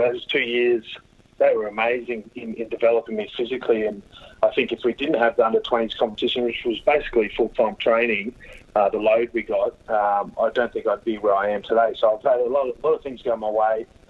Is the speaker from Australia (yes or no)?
yes; Queensland, Australia; also born or lived in Sydney / Townsville / Gladstone / Brisbane; I got up to Townsville uh, before I turned one. Uh, at seven years there, uh, four years in Central Queensland in, in Gladstone there, and then got to Villanova in grade nine